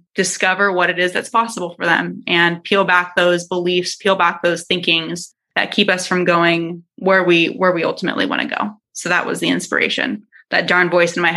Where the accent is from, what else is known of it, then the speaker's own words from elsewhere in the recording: San Diego, California, United States; I'm from San Diego. So I went to San Diego State University